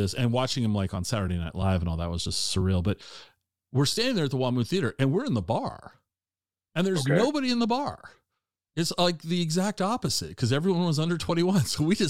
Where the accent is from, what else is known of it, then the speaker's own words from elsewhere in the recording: Tacoma, Washington, United States; So I grew up in Tacoma as well. I grew up in Tacoma.